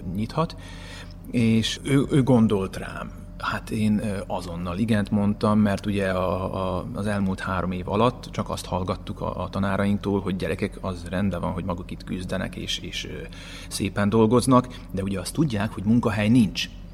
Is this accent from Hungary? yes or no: no; as a Hungarian, Vojvodina, Serbia; also born or lived in Subotica, Serbia; now in Novi Sad, Serbia; nem véletlenül születtem ide magyarként, nekem valami dolgom van itt